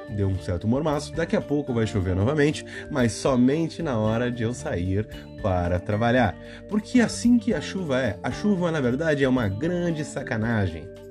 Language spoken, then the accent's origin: Portuguese; Brazil; como um bom brasileiro faz